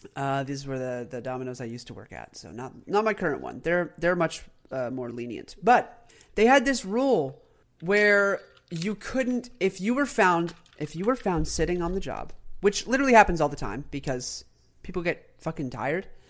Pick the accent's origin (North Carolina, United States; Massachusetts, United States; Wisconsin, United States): North Carolina, United States; my home state